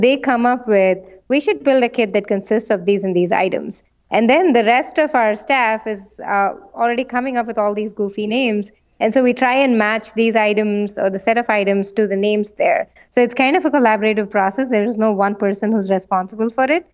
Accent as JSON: {"language": "English", "country": "India", "moved": "yes", "said": "I come from India"}